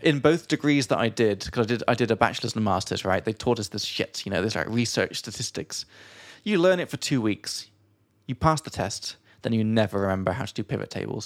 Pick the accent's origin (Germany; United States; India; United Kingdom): United Kingdom; England; from England